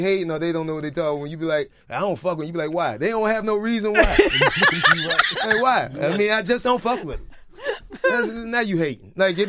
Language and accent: English; Jacksonville, Florida, United States; I'm from Jacksonville.